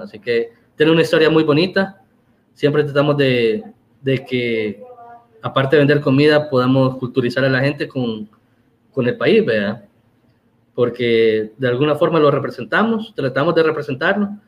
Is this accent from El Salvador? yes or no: yes; El Salvador; somos salvadoreños